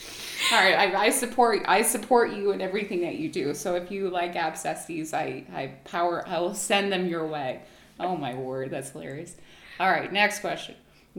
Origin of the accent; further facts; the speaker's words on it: Hawaii, United States; now in Connecticut, United States; I grew up in Hawaii